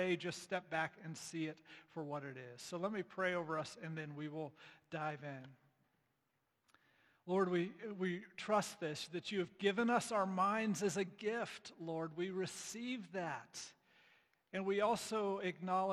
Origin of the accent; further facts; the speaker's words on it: United States; as an American evangelical